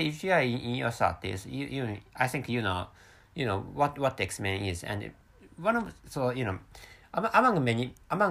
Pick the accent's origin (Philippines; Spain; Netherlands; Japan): Japan; first language Japanese; English is a second language; my mother tongue is Japanese, and I work for a fairly huge Japanese company